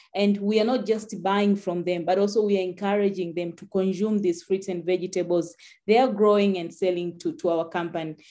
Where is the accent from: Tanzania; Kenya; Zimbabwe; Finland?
Tanzania; I'm from Tanzania, where agriculture is dominated by smallholder farmers